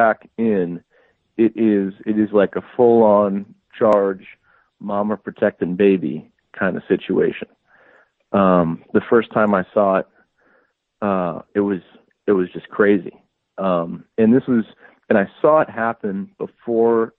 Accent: Midwest, United States; moved away as an adult; now in Arizona, United States; I grew up hunting in the Midwest, on a family plot of land that I still try to get back to and hunt every year

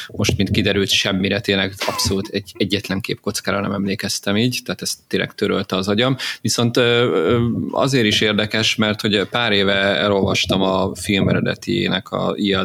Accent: Hungary; én ugye ilyen vidéki gyerek vagyok, és időnként így fellátogattam Pestre

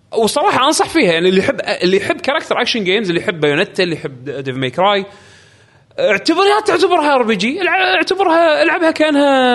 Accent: Saudi Arabia; عندنا بالسعوديه

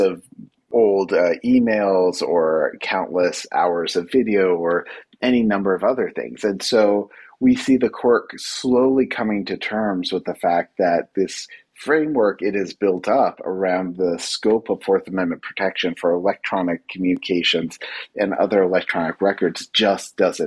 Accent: New York City, New York, United States; I'm a New Yorker. I was here when that attack happened.

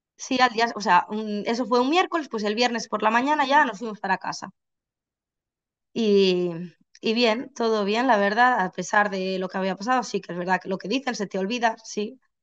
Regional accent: Barcelona, Catalonia, Spain; now in Santiago de Compostela, Spain; yo vivo en Santiago de Compostela, pero soy de Barcelona

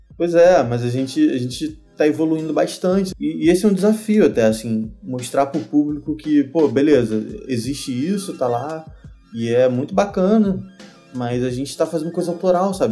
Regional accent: Rio de Janeiro, Brazil; eu sou do Rio

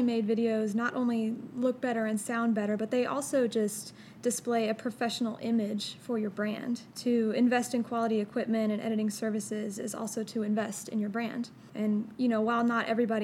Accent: St. Louis, Missouri, United States; moved away as an adult; now in Memphis, United States; I was born and raised in St. Louis, Missouri. I came to Memphis for college

